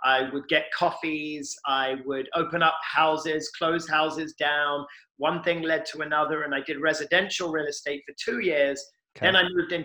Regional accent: London, United Kingdom; moved away as an adult; I'm born and raised in London, single mother, lived in London through the age of 21

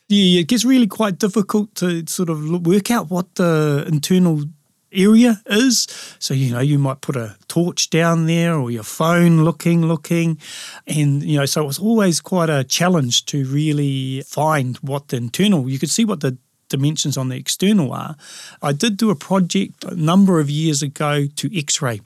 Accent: Lower Hutt, Wellington, New Zealand; Being a urban Māori, growing up in Lower Hutt, I always knew I was Māori

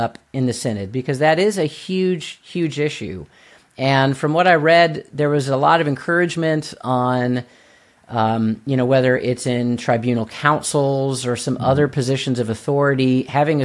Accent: United States; as an American

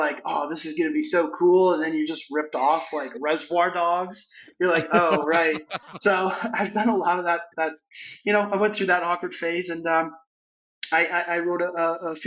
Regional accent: London, Ontario, Canada; my hometown of London, Ontario, Canada.

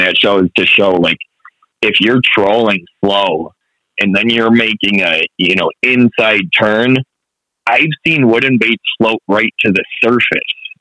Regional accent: Buffalo, New York, United States; I grew up on the Niagara and Buffalo Harbor fishing

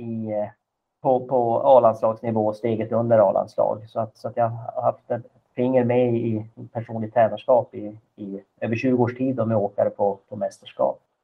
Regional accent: Kalix, Norrbotten County, Sweden; så jobbade jag som rektor hemma i Kalix kommun

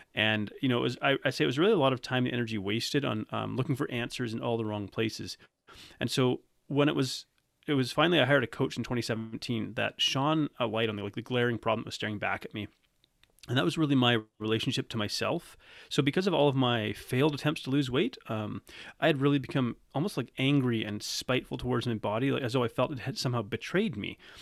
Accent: Canada; I'm from Canada, I'm not from South Africa.

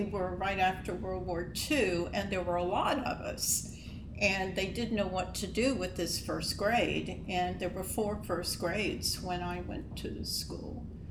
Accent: Luray, Virginia, United States; I've lived here all my life in Luray. I was born here in the Luray Hospital

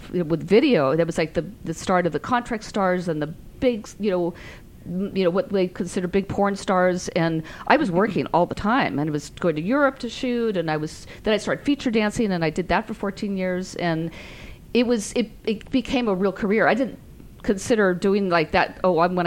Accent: San Francisco, California, United States; I'm from San Francisco

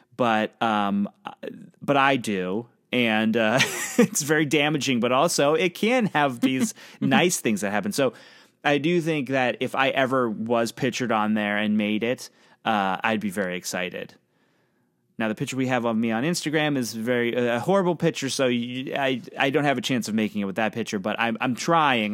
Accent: Pennsylvania, United States; I'm from Pennsylvania, right on the border of Ohio

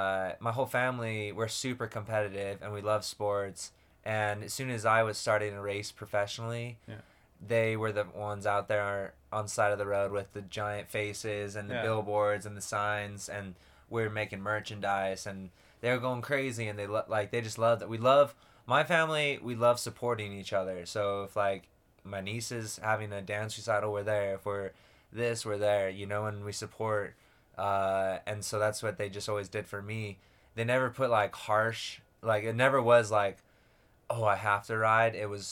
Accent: Lehi, Utah, United States; I grew up in Lehi, Utah, typical kind of Mormon boy, raised.

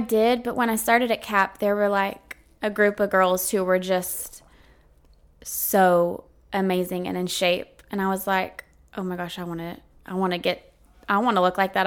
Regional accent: Montgomery, Texas, United States; now in Navasota, United States; I was raised in Montgomery, Texas, live in Navasota, Texas

